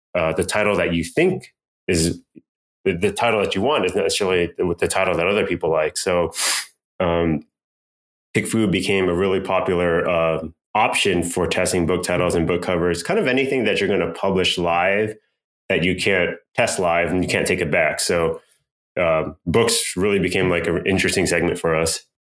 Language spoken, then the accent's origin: English; Irvine, California, United States; also born or lived in Berkeley / Bay Area; now in Los Angeles, United States; actually in Irvine. Uh, so I grew up mostly in Orange County, went up to Berkeley, spent some time in the Bay Area.